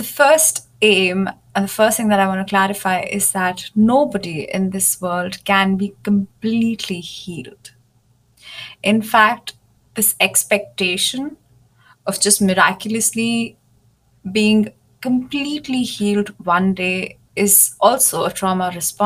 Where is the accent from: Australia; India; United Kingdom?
India; moved away as an adult; also born or lived in Germany; I moved back to India, which is my home country. And I moved back to my parents' house